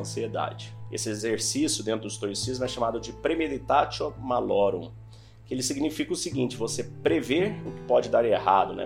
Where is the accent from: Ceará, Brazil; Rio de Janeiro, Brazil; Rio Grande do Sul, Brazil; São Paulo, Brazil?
São Paulo, Brazil; Santos; eu sou de Santos, São Paulo